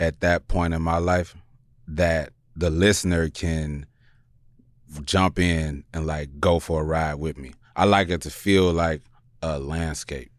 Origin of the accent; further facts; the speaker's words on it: Chicago, Illinois, United States; moved away; also born or lived in New York; I'm from Chicago